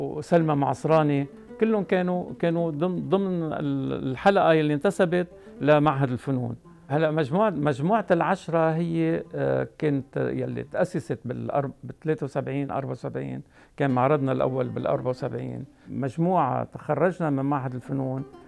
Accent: Tripoli, North Governorate, Lebanon; أنا نشأت آه، بطرابلس والدي كان عنده محل

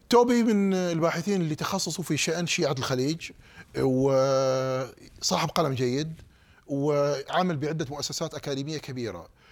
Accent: Saudi Arabia; moved away as an adult; now in United States

